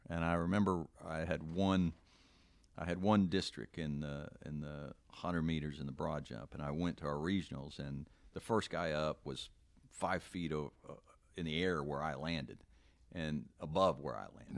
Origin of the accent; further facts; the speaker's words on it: Texas, United States; I grew up in Texas